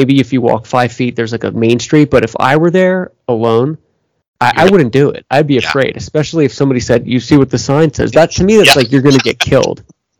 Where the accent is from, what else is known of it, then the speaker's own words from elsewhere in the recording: Pennsylvania, United States; I'm from Pennsylvania